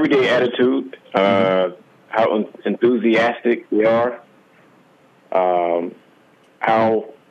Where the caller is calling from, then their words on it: South Carolina, United States; Calling from South Carolina.